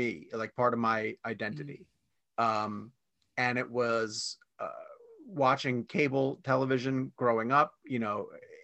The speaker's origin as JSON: {"language": "English", "region": "New York", "country": "United States", "tie": "born or raised there", "also_born_or_lived": "Washington, D.C.", "moved": "as an adult", "lives_now": "Charlotte, United States", "said": "I was born in New York. I was there through high school and then I moved down to Washington, D.C."}